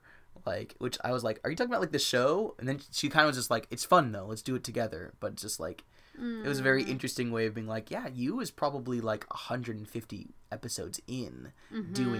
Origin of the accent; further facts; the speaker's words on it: United States; as an American